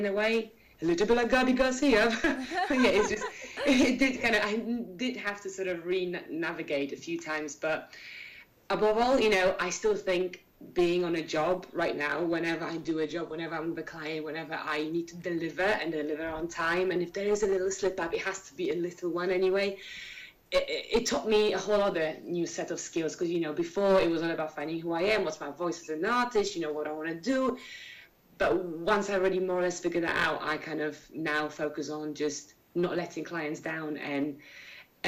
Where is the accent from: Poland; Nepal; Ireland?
Poland; Warsaw, Masovian Voivodeship; I'm from Warsaw